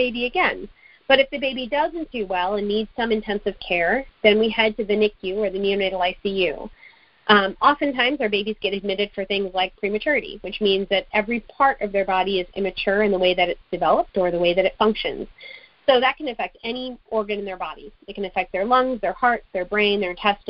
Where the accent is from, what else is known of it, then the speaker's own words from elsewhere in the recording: United States; also born or lived in Kerala, India; my American upbringing in school here